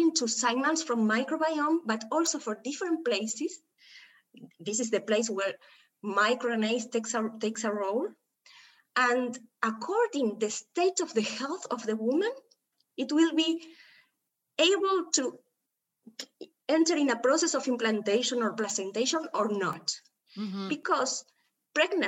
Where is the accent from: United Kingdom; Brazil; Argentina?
Argentina; Buenos Aires; I came from Argentina. I'm from Buenos Aires